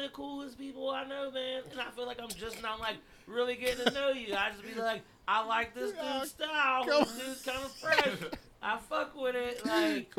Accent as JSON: {"language": "English", "town": "Pittsburgh", "region": "Pennsylvania", "country": "United States"}